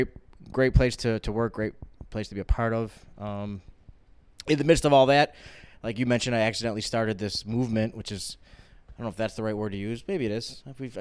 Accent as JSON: {"language": "English", "town": "Tonawanda", "region": "New York", "country": "United States", "tie": "born or raised there", "also_born_or_lived": "Kenmore, New York", "said": "So I grew up in Tonawanda. I moved all the way to Kenmore when I grew up."}